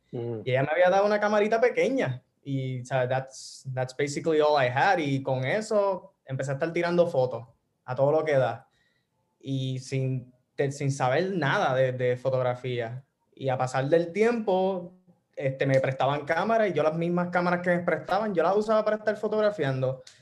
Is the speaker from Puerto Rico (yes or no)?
yes; Toa Baja, Puerto Rico; also born or lived in Bayamón / San Juan / Orlando; originalmente soy de Bayamón, pero fui criado en, o sea, toda mi vida en toda, este, toda alta, en, sí, alta, Levitown.